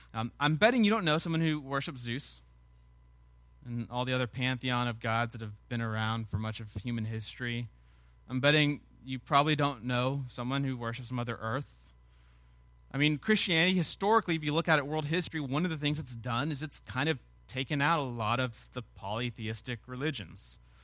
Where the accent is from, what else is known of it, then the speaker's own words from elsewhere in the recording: Sugar Land, Texas, United States; I grew up in Sugarland